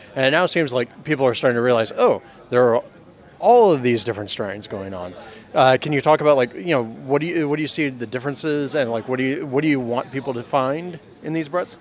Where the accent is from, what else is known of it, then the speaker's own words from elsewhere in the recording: Pasadena, California, United States; my hometown of Pasadena